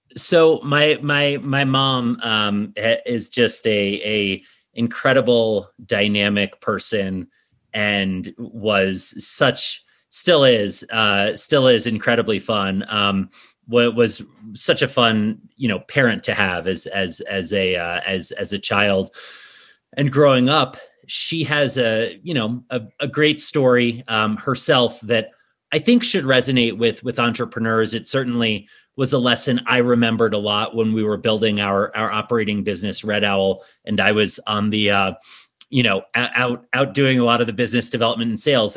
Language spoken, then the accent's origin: English; New York City, New York, United States; moved away as an adult; also born or lived in Washington, D.C. area; now in Snowmass, United States; I grew up in New York City originally